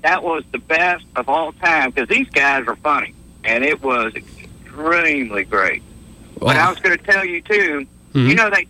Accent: Mississippi, United States; I grew up in Mississippi, and I actually was a wrestling fan when I was a kid. I'm an older guy now.

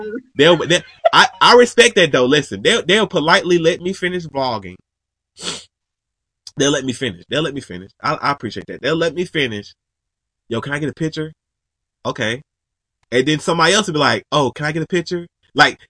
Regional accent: Georgia, United States; I'm from Georgia

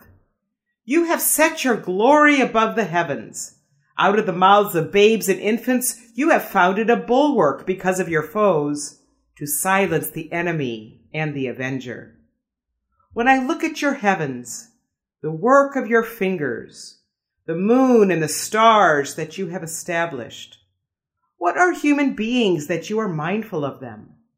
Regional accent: Des Moines, Iowa, United States; moved away as an adult; now in Palm Springs, United States; come from Des Moines, Iowa, and was just living in Iowa for the last 5 years, caring for my parents

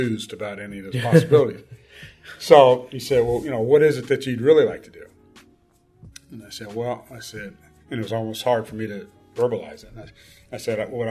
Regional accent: Gary, Indiana, United States; moved away as an adult; also born or lived in Cincinnati, Ohio / Chicago; Born in Cincinnati, Ohio, but I grew up in Gary, Indiana

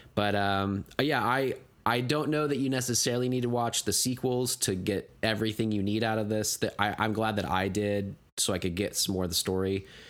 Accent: United States; my sensibilities as an American

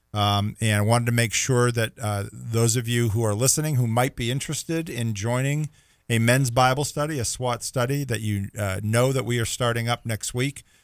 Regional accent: Boston, Massachusetts, United States; moved away as an adult; also born or lived in the South (US); now in US South; growing up in the Boston area

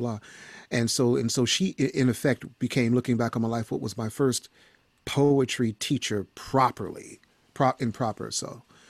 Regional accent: Chicago, Illinois, United States; I grew up in Chicago

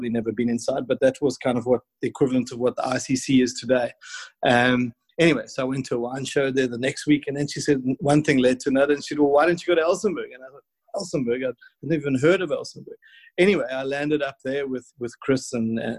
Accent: Warner Beach, KwaZulu-Natal, South Africa; I was from the Natal South Coast, and which was, certainly not the home of fine wine

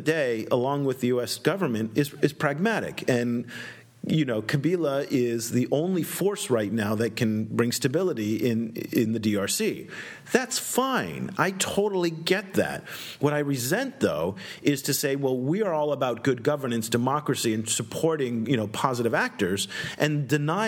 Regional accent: United States; as an American

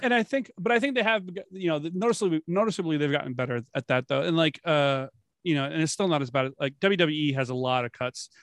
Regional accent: Florida, United States; I grew up in Florida.

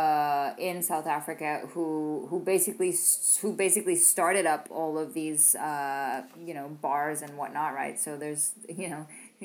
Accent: Copenhagen, Capital Region of Denmark, Denmark; now in France; I come from Copenhagen. I walk down to my local Netto

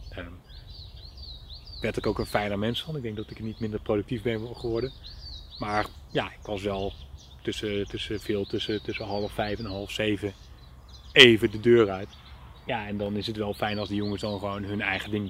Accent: Netherlands; ik kom uit Nederland en eh, dan kom ik over en dan gaan we het samen doen.

